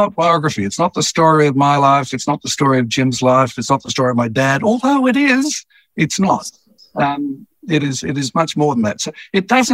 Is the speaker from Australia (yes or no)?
yes; Petrie, Queensland, Australia; As a boy growing up in Petrie, which back then was a little country town outside Brisbane